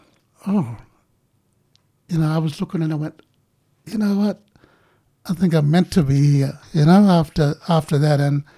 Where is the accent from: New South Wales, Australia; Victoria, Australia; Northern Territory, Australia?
Northern Territory, Australia; Hermannsburg; also born or lived in Alice Springs; you're a Central Australian man, and I'd miss Ntaria, you know, when I was away from Ntaria, I would miss it.